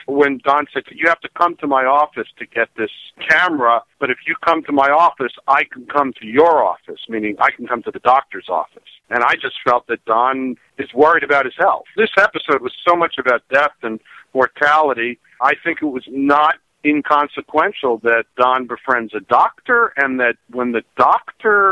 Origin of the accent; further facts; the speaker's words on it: New York City, New York, United States; growing up in New York City